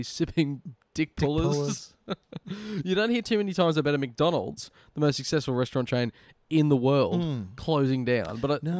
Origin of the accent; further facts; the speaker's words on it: Nelson Bay, New South Wales, Australia; now in Newcastle, Australia; growing up in Nelson Bay